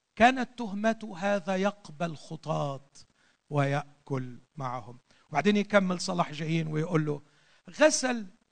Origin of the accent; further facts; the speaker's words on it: Egypt; عندنا في مصر